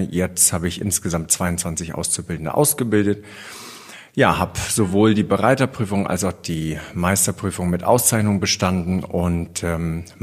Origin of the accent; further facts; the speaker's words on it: Bavaria, Germany; born there; Ich bin gebürtig aus dem Allgäu und ähm, da war mit Pferdezucht und Dressurreiten nicht ganz so viel los. Deswegen bin ich etappenweise immer mehr in den Norden.